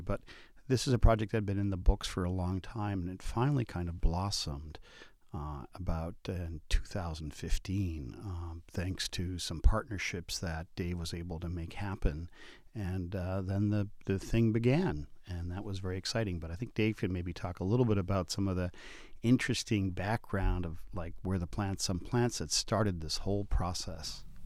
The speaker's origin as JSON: {"language": "English", "town": "Boston", "region": "Massachusetts", "country": "United States", "tie": "born or raised there", "said": "I was that funny Latino kid who liked plants growing up in Boston"}